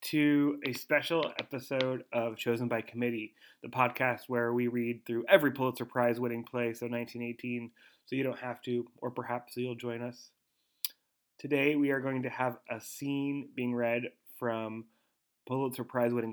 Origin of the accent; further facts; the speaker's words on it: San Francisco, California, United States; born there; I ain't. Only by descent. I was born in Frisco.